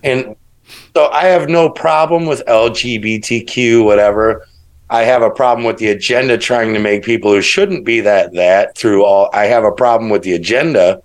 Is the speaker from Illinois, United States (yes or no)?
yes; Chicago, Illinois, United States; I grew up in Chicago, it's it's the Midwest.